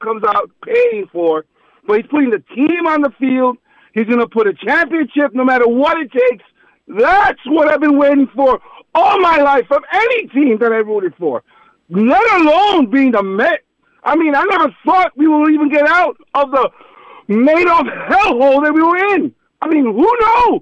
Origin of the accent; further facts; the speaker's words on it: New York, United States; now in Boynton Beach, United States; I'm from New York